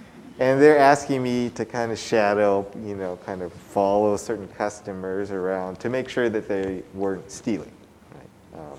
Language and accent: English; Oakland, California, United States; I grew up in Oakland, you know, some of my earliest memories, you know, my parents owned a grocery store in East Oakland, which is a predominantly African-American neighborhood